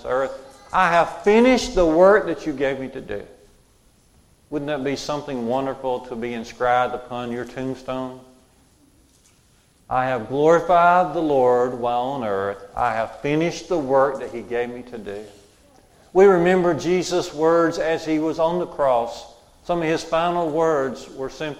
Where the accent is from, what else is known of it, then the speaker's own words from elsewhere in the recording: Jasper, Alabama, United States; When I was in junior college in my hometown of Jasper